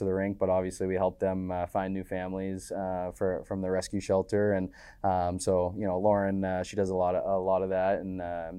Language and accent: English; East Coast, United States; now in Midwest, United States; slower change of pace in the Midwest compared to what I grew up in on the East Coast.